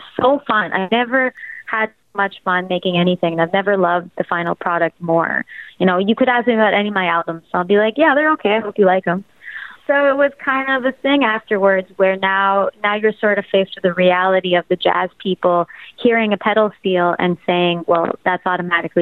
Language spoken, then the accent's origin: English; Toronto, Ontario, Canada; I come from Toronto.